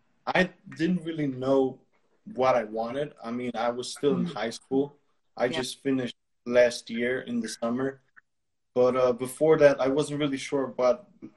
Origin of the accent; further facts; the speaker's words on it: Bled, Upper Carniola, Slovenia; English is a second language; I'm from Slovenia, from Bled, city Bled. I'm 19 years old